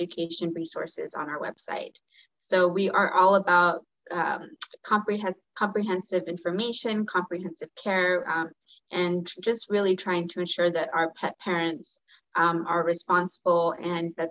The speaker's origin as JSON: {"language": "English", "town": "Bakersfield", "region": "California", "country": "United States", "tie": "born or raised there", "moved": "as an adult", "lives_now": "Fresno, United States", "said": "I was raised and born in Bakersfield, California"}